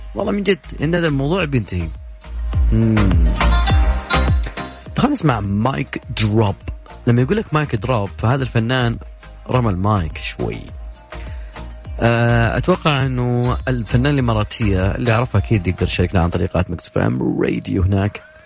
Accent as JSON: {"language": "Arabic", "country": "Saudi Arabia", "said": "عندنا في السعودية"}